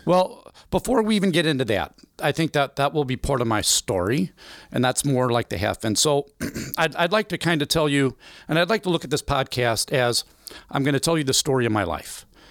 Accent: Belleville, Illinois, United States; also born or lived in Freeburg; I was born and raised in Belleville, Illinois all my life

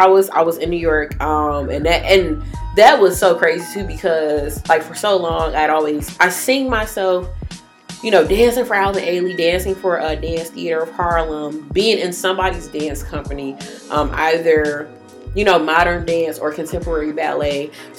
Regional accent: Jamaica; And, I'm a Jamaican. I do, like, everything.

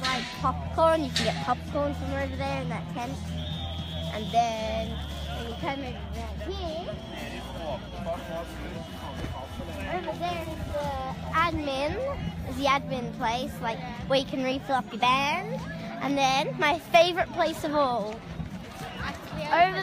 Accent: Australia; I am Australian.

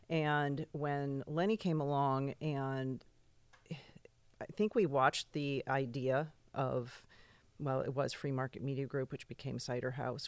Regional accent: East Hampton, New York, United States; moved away; also born or lived in California

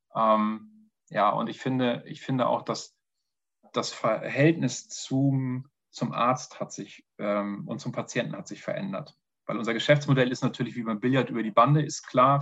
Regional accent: Northern Germany, Germany; now in Vienna, Austria; Erstmal vorweg ein Moin Moin. Das gibt schon mal so eine kleine Intention, wo ich herkomme

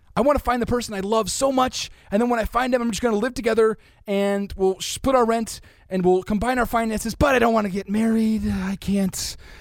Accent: United States; I'm from America

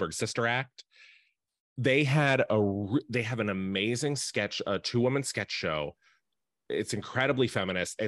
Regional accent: Appalachia and Western Pennsylvania, United States; I grew up poor in Appalachia and Western Pennsylvania.

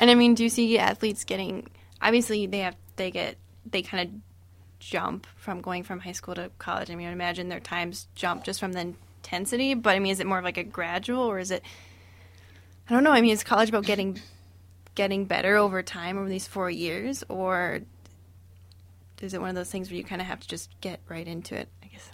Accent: Florida, United States; moved away; I'm from Florida, so I gr-, grew up running in Florida

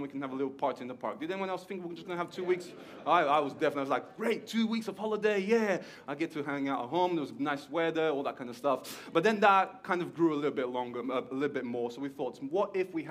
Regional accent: Portugal; moved away as an adult; now in Stockport, United Kingdom; you can hear there's a little something in my accent, because there is that I am Portuguese. I was born in Portugal.

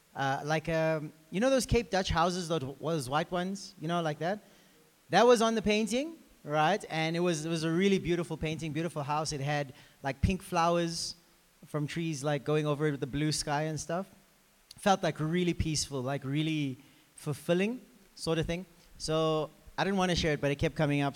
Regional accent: South Africa; we're actually from South Africa.

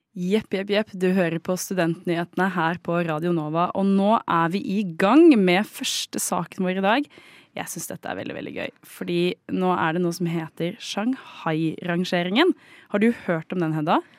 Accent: Oslo, Norway; also born or lived in Trondheim; Jeg er jo fra Oslo

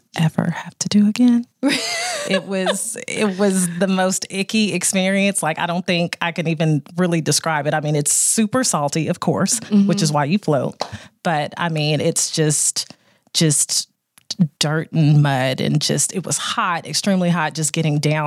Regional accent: Texas, United States; us as Americans or even Texans

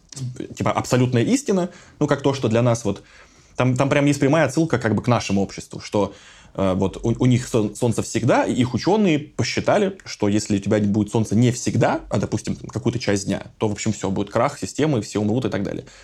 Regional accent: Voronezh, Voronezh Oblast, Russia; в моем родном городе Воронеже

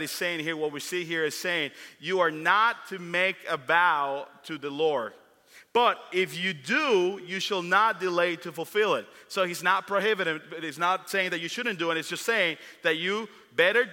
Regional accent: Dominican Republic; me growing up in the Dominican Republic

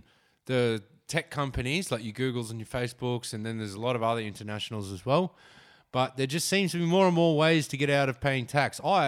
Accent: Wollongong, New South Wales, Australia; I grew up in Wollongong.

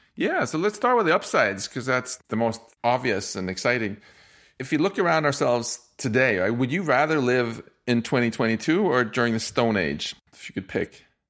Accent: Sweden; I'm from Swe-, I grew up in Sweden

